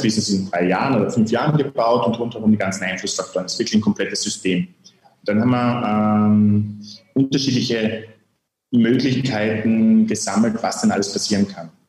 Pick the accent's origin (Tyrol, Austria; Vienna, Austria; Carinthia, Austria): Carinthia, Austria; Lavant Valley; now in Graz, Austria; dort, wo ich herkomme, ein kleines Tal